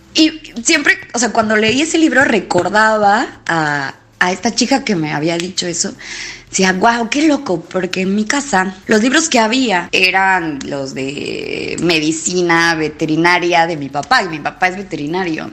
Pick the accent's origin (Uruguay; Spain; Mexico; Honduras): Mexico; Oaxaca; now in Buenos Aires, Argentina; soy mexicana, nací en la ciudad de Oaxaca